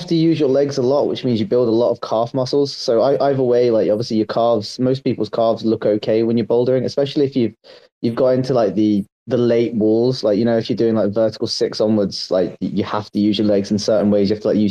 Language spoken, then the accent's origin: English; London, United Kingdom; moved away as an adult; I'm actually from London, right? But like, I lived there for the first 21 years of my life.